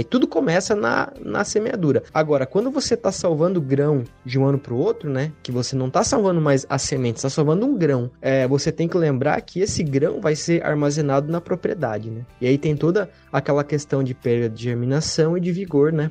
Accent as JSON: {"language": "Portuguese", "town": "Pato Branco", "region": "Paraná", "country": "Brazil", "said": "eu venho de Pato Branco, no sudoeste do Paraná"}